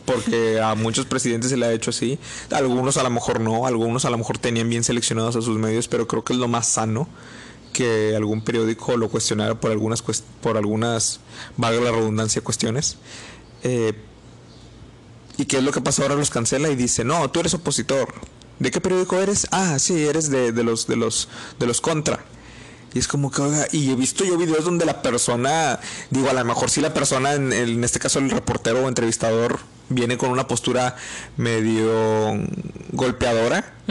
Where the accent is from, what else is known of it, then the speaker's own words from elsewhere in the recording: Mexico; somos mexicanos